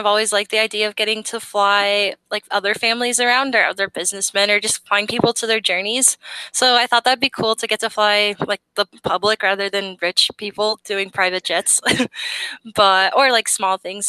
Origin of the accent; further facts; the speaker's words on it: Colorado, United States; I'm from Colorado